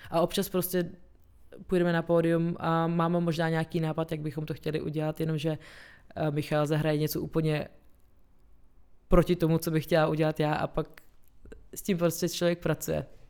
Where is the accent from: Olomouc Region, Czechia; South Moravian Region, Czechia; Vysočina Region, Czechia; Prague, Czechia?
Prague, Czechia; also born or lived in Chechnya, Russia / Moscow, Russia / London, United Kingdom / Cologne, Germany; A pak jsme se přestěhovali v roce 95 do Prahy.